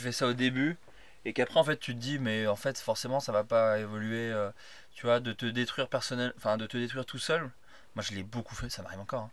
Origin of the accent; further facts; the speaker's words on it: Burgundy, Bourgogne-Franche-Comté, France; moved away; J'ai grandi en Bourgogne